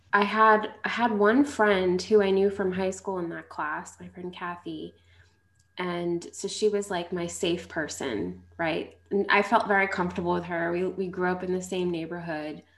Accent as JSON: {"language": "English", "area": "Long Island", "region": "New York", "country": "United States", "tie": "born or raised there", "said": "I grew up in Long Island"}